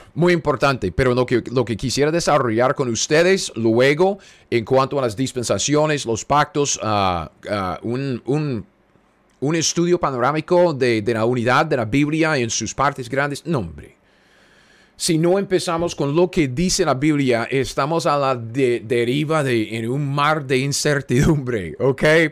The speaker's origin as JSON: {"language": "Spanish", "country": "United States", "second_language": "Spanish", "said": "Soy un gringo cualquiera en medio de los Estados Unidos"}